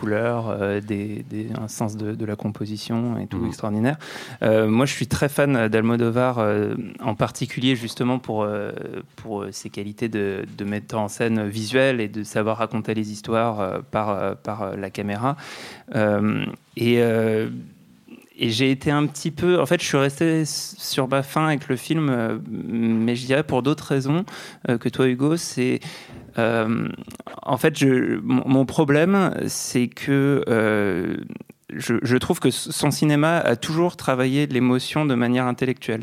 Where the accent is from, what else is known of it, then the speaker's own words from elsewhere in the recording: France; accent: French; mon petit accent français